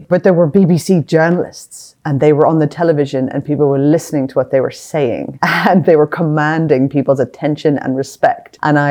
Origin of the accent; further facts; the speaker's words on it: Northern Ireland, United Kingdom; And so I was technically growing up during the Troubles, you know, as we would call them.